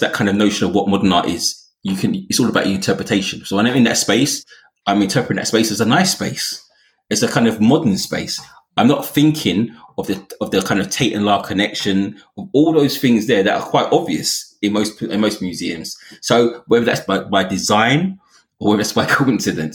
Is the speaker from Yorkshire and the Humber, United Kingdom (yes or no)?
no; London, United Kingdom; as a Londoner